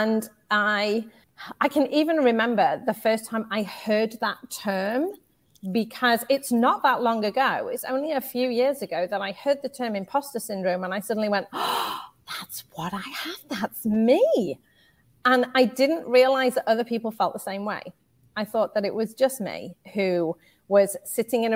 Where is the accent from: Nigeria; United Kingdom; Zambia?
United Kingdom; moved away as an adult; now in United States; You can probably tell from my accent. I am from the UK